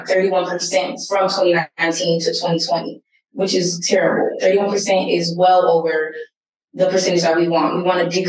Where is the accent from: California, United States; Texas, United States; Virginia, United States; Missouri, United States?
California, United States; San Diego; moved away as an adult; now in Delaware, United States; I am from California, born and raised there